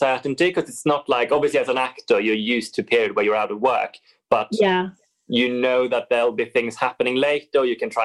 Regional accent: Sweden; moved away as an adult; now in London, United Kingdom; I am an actor from Sweden originally, but I've lived in London now for 7 years

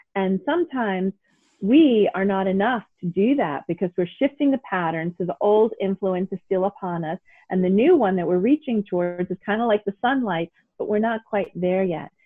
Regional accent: New York City, New York, United States; I grew up in New York City

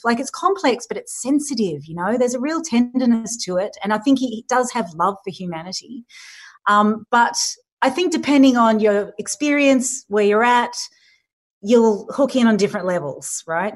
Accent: Sydney, New South Wales, Australia; I live here. I grew up in Sydney.

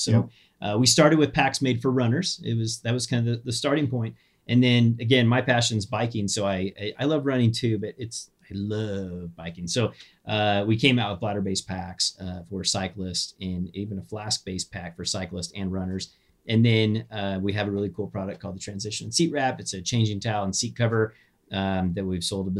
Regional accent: Kansas, United States; moved away; Where I grew up in Kansas

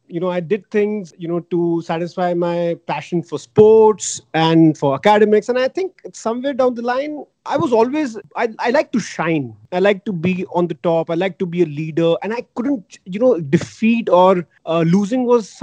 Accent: Delhi, India; I grew up in Delhi

